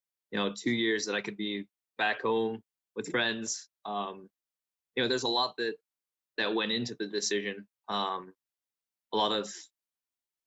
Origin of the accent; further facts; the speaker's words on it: United States; I come from America